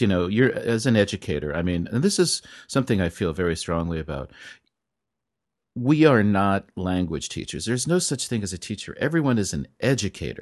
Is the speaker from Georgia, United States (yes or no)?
no; California, United States; moved away; I'm from California